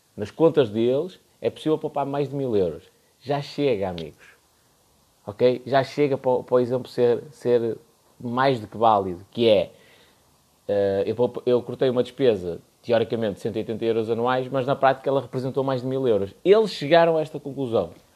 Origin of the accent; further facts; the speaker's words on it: Porto, Norte, Portugal; eu sou do Porto